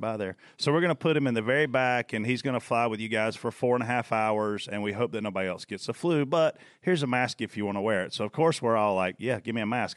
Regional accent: South Carolina, United States; I'm from Page Hill, South Carolina

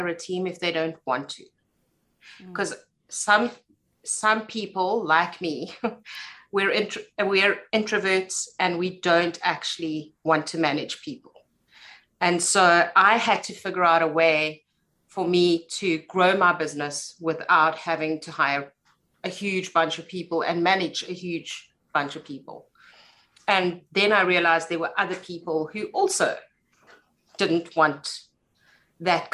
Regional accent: South Africa; accent: South African; as you can tell by my accent, I live in South Africa

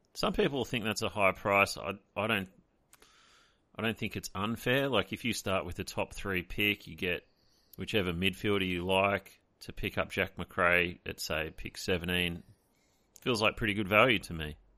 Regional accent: Australia

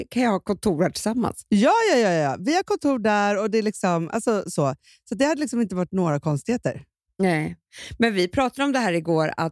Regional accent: Stockholm, Stockholm County, Sweden; vi är ju mm. infödda stockholmare, du och jag

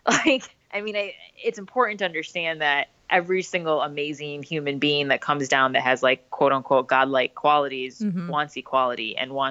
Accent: India; I know I'm Indian. And so we're sort of like the original culture, right?

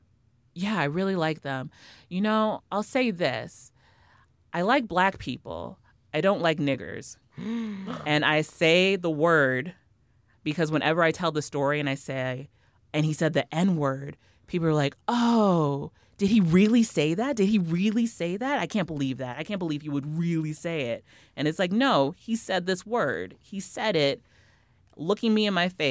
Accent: Kansas City, Missouri, United States; moved away; I'm from Kansas City originally.

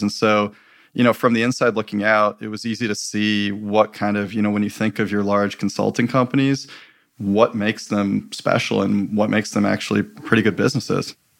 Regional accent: Michigan, United States; growing up in Michigan

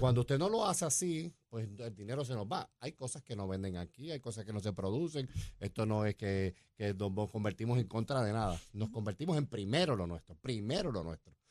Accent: Puerto Rico

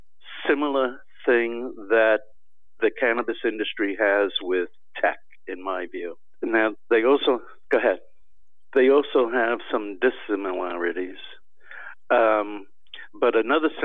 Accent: Washington, District of Columbia, United States; I'm in Washington. I grew up in Washington.

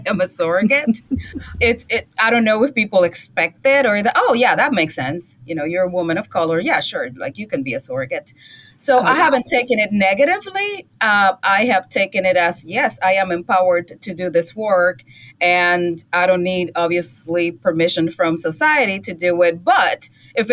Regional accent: Puerto Rico; now in United States; where I grew up in Puerto Rico, and obviously there everybody's Puerto Rican, but then I came here and I am a minority

